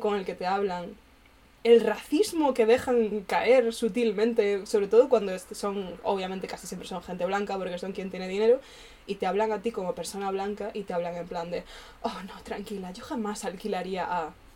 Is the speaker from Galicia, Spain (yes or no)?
yes; Galicia, Spain; moved away as an adult; now in Madrid, Spain; cuando vuelvo a Galicia